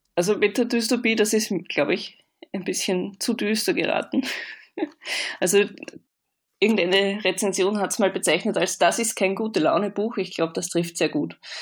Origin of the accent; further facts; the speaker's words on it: Vienna, Austria; moved away as an adult; now in Hamburg, Germany; ich komme aus Österreich, das hört man wahrscheinlich auch ein bisschen. Bin in Wien aufgewachsen